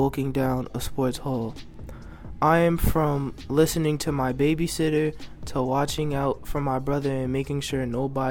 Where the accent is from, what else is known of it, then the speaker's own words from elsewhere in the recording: New Jersey, United States; I am from the most bipolar place ever, New Jersey.